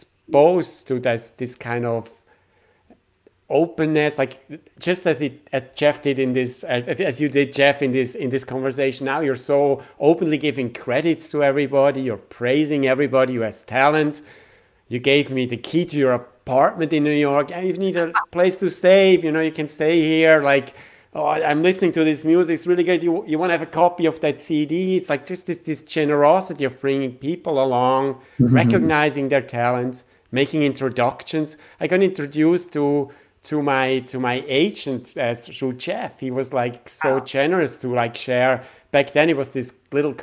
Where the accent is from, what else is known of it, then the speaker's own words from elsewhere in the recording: Switzerland; My background is I'm from Switzerland